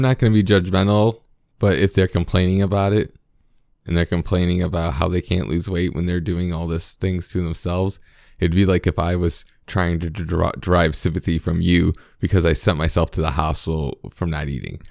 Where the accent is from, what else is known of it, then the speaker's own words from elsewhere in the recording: United States; as a American